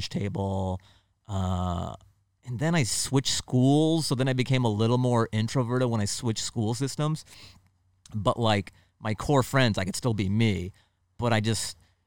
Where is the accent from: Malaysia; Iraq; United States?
United States; Seattle, Washington; moved away as an adult; now in Los Angeles, United States; I'm West Coast, Seattle